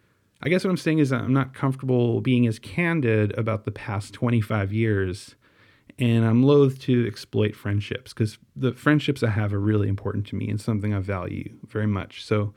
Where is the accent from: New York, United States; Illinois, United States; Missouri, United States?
New York, United States; Staten Island; now in Wisconsin, United States; But I still like the idea of people not being able to pinpoint exactly where I'm from, due to the baggage I associate with places like Staten Island. But as I said earlier, I like Staten Island a lot more now than I did when I was growing up there.